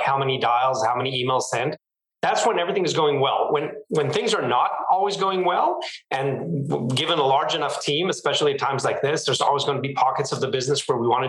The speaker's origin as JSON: {"language": "English", "country": "Israel", "tie": "born or raised there", "moved": "as an adult", "lives_now": "San Francisco Bay Area, United States", "said": "I was born and raised in Israel, and I have been living in the San Francisco Bay Area for the last 4 years"}